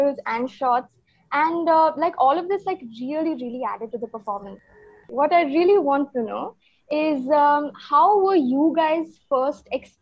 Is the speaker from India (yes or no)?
yes; Chandigarh, India; I'm from Chandigarh